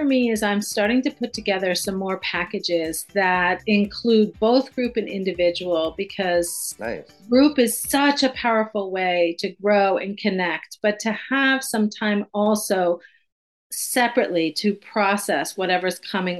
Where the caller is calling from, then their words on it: Cortland Manor, New York, United States; I'm in New York, just about an hour north of the city, Cortland Manor.